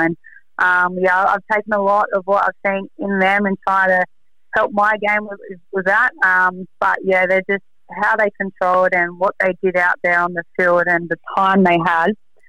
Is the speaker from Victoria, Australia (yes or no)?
no; Sydney, New South Wales, Australia; even though I'm born and bred in South Sydney for life, I had a soft spot for Storm